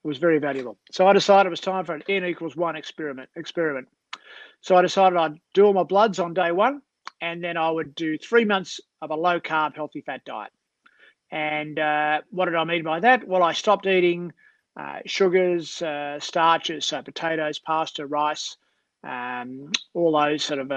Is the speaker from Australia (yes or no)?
yes; Australia; a South African and Australian